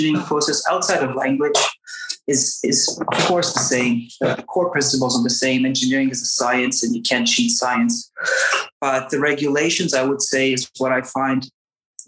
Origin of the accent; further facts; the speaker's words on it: Canada; first language English; moved away as an adult; now in Basque Country, Spain; I grew up most of my life in Canada, so my mother tongue is English